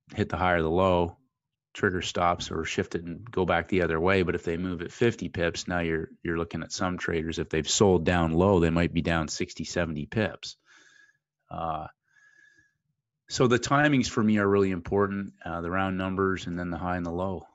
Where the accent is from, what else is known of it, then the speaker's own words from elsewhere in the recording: Ontario, Canada; moved away as an adult; also born or lived in St. Louis; I'm originally from Canada, down in the Great Lakes area near the uh, American border, and uh, grew up playing ice hockey